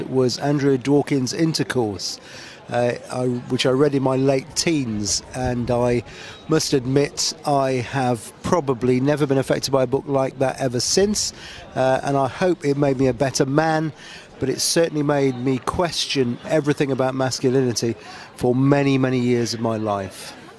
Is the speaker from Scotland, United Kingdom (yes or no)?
no; York, Yorkshire and the Humber, United Kingdom; I'm from York.